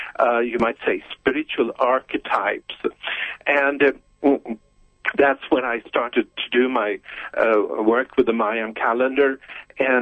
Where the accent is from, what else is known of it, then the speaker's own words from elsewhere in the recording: Stockholm, Stockholm County, Sweden; I was born in Stockholm, in Sweden, in 1950. And that's where I was raised